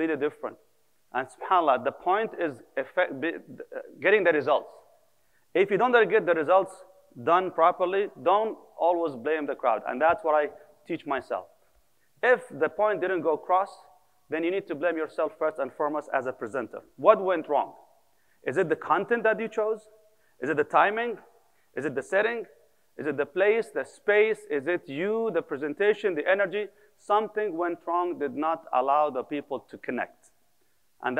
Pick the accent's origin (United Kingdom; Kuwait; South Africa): Kuwait; moved away; also born or lived in Palestine / United Arab Emirates / Medina, Saudi Arabia / Bosnia; I'm originally from Palestine, born and raised in Kuwait until 1990, 1991, when the war started. Actually, we left after that.